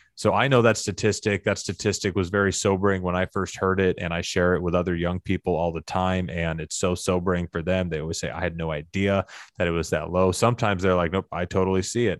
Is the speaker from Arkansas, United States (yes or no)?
yes; Arkansas, United States; my hometown in Arkansas where I was growing up